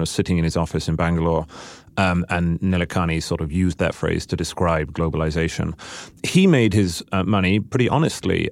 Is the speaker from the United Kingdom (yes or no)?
yes; United Kingdom; I'm a Brit